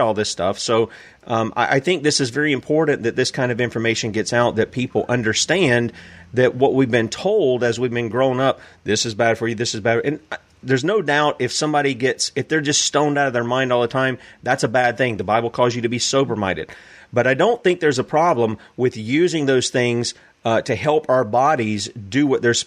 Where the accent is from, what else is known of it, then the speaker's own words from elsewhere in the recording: the South, United States; I'm from the South.